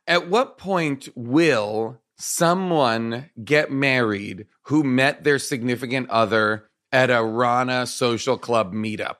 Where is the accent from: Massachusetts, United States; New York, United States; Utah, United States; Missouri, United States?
Massachusetts, United States; Nahant; born or raised there